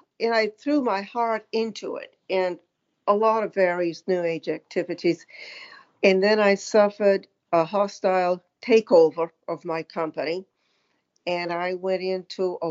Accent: Auburn, Maine, United States; I grew up in the 40s and 50s in Southeast Maine, the Auburn-Lewiston area.

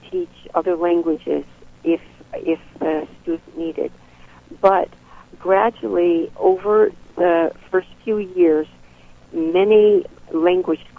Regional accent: United States; also born or lived in Bulgaria; now in Cape Cod, United States; as an American

